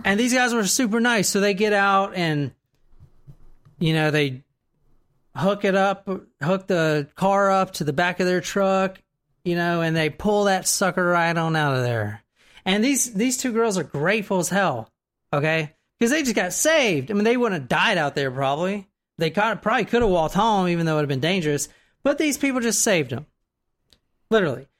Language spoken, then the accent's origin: English; the South, United States; I'm in from the South